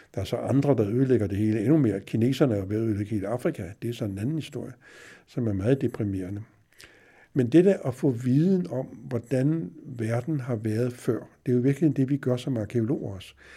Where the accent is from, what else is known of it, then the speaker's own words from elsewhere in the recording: Denmark; vi ved jo også som, som danskere